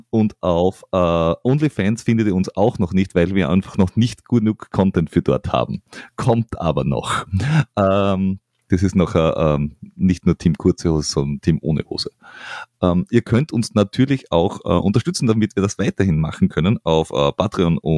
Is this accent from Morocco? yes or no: no; Vienna, Austria; Deswegen habe ich als Wiener gesagt.